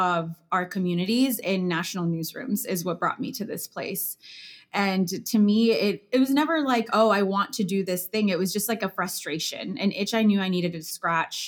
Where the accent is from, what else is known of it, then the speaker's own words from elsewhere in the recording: Chicago, Illinois, United States; moved away as an adult; also born or lived in New York; now in Chicago, United States; I come from a neighborhood from Chicago, a working class Latino neighborhood on the northwest side called Hermosa, where I'm surrounded by entrepreneurs